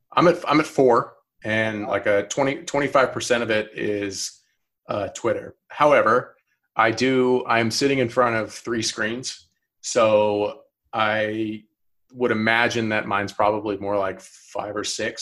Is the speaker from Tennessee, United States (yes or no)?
no; Alpharetta, Georgia, United States; also born or lived in North Carolina; I'm from Alpharetta, which is like 20 minutes north of Atlanta. Um, like pretty much born and raised